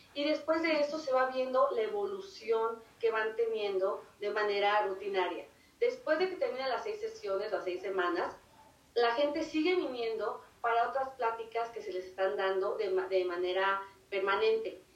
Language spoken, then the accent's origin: Spanish; Mexico; moved away; si somos de México